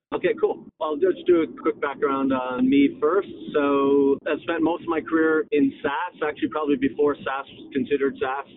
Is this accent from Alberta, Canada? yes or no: no; Toronto, Ontario, Canada; moved away; I'm Canadian, born and raised in Toronto